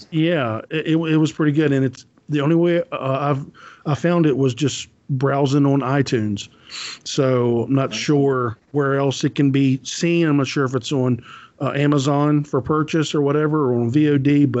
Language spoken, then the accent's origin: English; United States; me as American